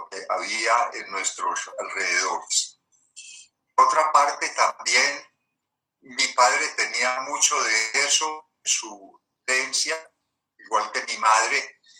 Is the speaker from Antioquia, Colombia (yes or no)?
yes; Medellín, Antioquia, Colombia; nací en Medellín 1943.